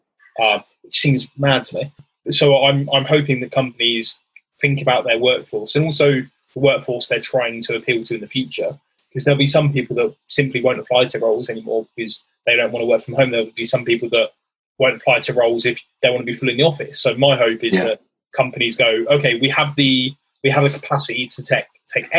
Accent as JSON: {"language": "English", "region": "England", "country": "United Kingdom", "said": "I'm English by background, but my dad lives in Wales"}